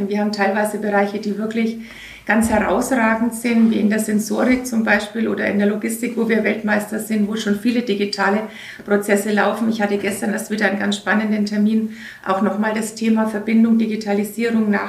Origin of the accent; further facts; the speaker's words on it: Cologne, North Rhine-Westphalia, Germany; ich komme komm aus Köln, das ist ganz schrecklich.